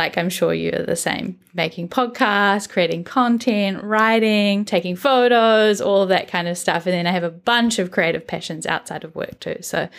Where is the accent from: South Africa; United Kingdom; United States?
United Kingdom; now in New Zealand; I am British originally. I live in New Zealand now, and my pronouns are she, her, and I am currently 28.